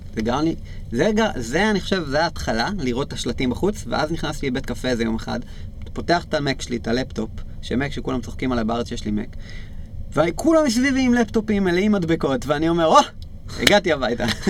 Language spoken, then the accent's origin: Hebrew; Israel; בתור ישראלים אנחנו חיים בקלצ'ר הזה